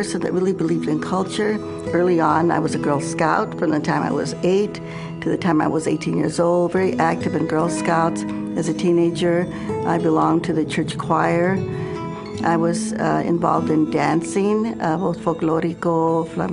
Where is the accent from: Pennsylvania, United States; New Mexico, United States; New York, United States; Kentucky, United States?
New Mexico, United States; I grew up in New Mexico